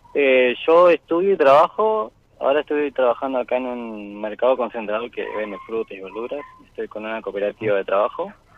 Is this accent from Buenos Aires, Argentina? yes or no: no; Chubut, Argentina; yo soy de acá de Chubut, acá del sur.